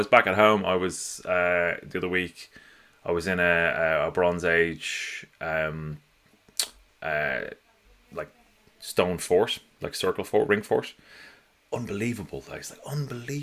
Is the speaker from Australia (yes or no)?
no; Ireland; also born or lived in South coast of England; now in United Kingdom; I'm from Ireland, but I actually live in the UK. My partner is English